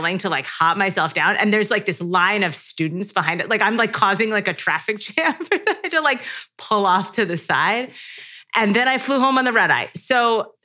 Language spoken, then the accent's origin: English; Rhode Island, United States; I'm from Rhode Island